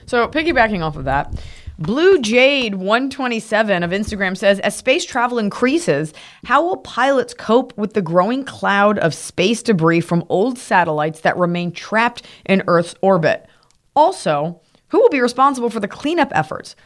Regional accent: Texas, United States; from Texas

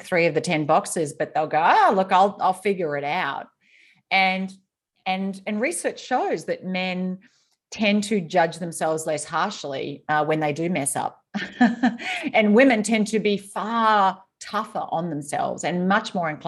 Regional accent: Australia; I grew up in Australia

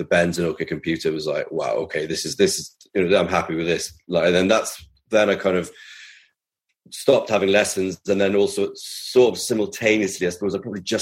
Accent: Cardiff, Wales, United Kingdom; also born or lived in Carmarthen; growing up in Cardiff was great.

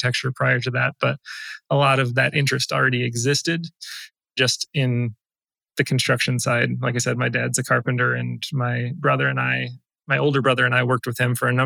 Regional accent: South Central Wisconsin, United States; I grew up in South Central Wisconsin, live there now

